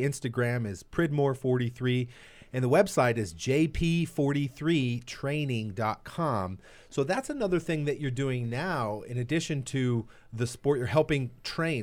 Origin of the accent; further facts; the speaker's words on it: Southern California, United States; Growing up in Southern California